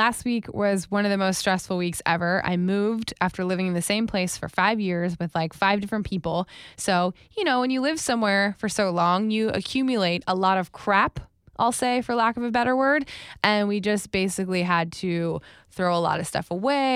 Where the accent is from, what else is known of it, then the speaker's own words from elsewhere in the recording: Wellington, Florida, United States; moved away; I lived in Wellington specifically